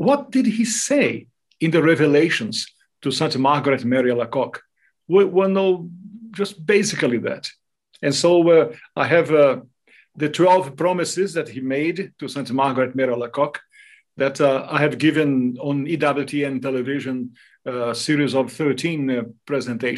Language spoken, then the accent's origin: English; Brazil; first language Portuguese; English is a second language; moved away as an adult; also born or lived in Australia / New Zealand / Canada / France; now in United States; I am Brazilian by birth. I lived in Brazil until my 25th anniversary, and then I moved over overseas